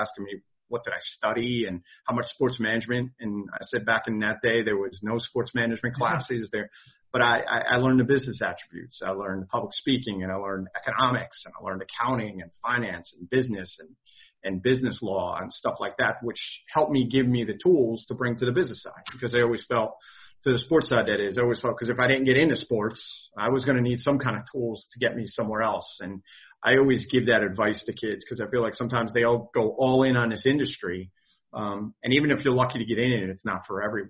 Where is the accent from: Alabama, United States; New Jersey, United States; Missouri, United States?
New Jersey, United States; Jefferson; growing up in New Jersey, New York, tri-state area